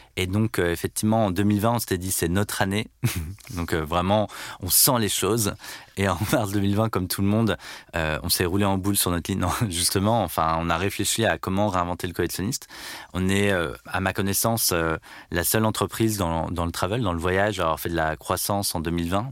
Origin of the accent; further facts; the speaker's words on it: Landerneau, Brittany, France; Je suis né à Landerneau, dans le Finistère, il y a 36 ans. Je suis donc euh, breton